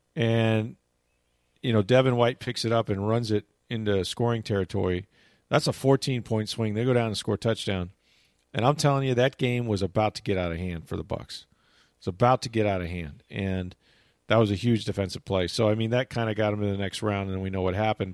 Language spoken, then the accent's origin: English; St. Petersburg, Florida, United States; moved away as an adult; also born or lived in Arkansas; I was a kid out of Florida, right? And we had about two or three of us, um, actually from Saint Petersburg